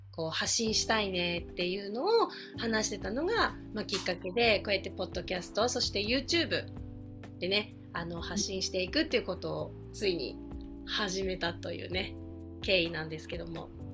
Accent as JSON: {"language": "Japanese", "region": "Tokyo", "country": "Japan", "tie": "born or raised there", "said": "ま東京生まれ東京育ちで"}